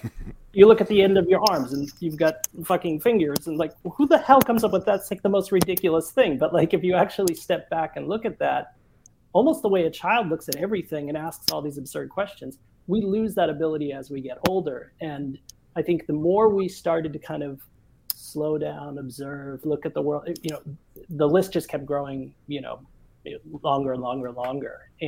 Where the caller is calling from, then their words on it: Stockholm, Stockholm County, Sweden; And I'm in Stockholm, yeah.